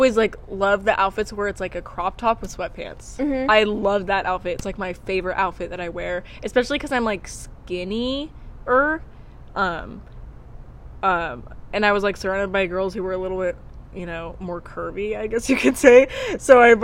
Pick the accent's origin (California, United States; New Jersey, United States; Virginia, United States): California, United States; Shingletown; I grew up in Shingletown in, like, a house that was old with spiders and stuff